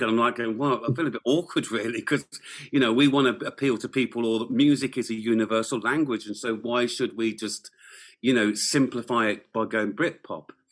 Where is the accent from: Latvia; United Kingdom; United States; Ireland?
United Kingdom; England; moved away as an adult; now in Wales, United Kingdom; I grew up in England. I am English to a degree